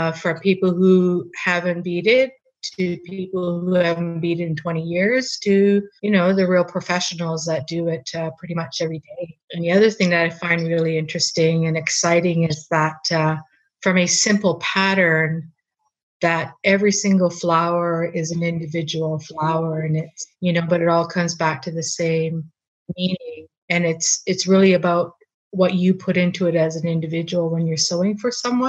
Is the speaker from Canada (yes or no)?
yes; Dawson City, Yukon, Canada; I'm a Torndiquitchin citizen, born and raised in Dawson